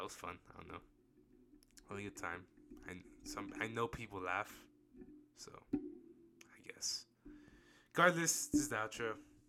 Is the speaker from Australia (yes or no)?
yes; Australia; I'm Aussie, and see you guys soon.